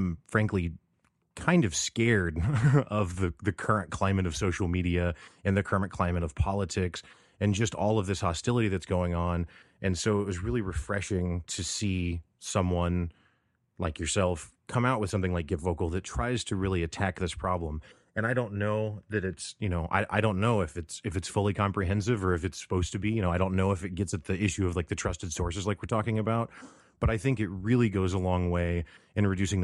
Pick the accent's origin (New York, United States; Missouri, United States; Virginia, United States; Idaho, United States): Missouri, United States; Springfield; I'm from Springfield, Missouri, and have lived here my whole life